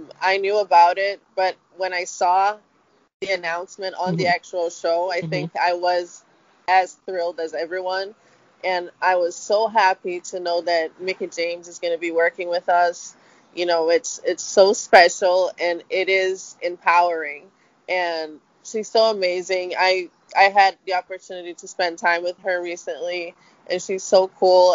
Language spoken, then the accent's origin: English; Brazil; moved away as an adult; now in United States; I grew up in Brazil